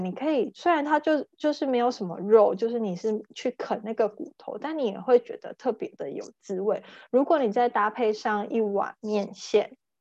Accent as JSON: {"language": "Chinese", "area": "Neihu", "region": "Taipei", "country": "Taiwan", "tie": "born or raised there", "said": "我小时候住在，呃，内湖，就是新民路那边"}